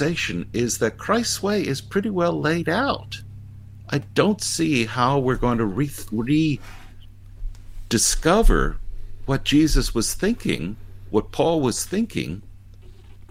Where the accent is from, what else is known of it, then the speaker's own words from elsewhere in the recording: United States; also born or lived in Florida; I'm an American